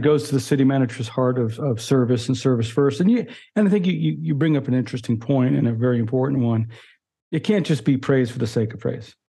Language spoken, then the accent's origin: English; New York, United States; I grew up near New York City